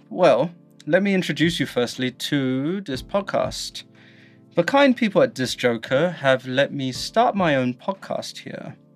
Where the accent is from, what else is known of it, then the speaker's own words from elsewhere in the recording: London, United Kingdom; moved away as an adult; now in Guangzhou, China; as you can hear from my accent, I am from the UK, specifically London.